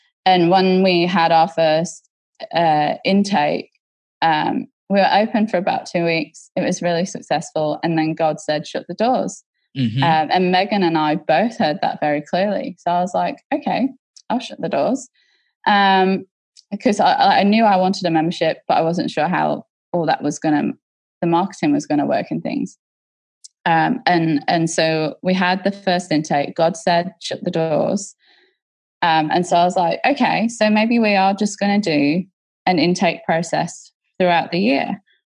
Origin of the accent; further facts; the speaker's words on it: Australia; I'm like, no, we're Australian.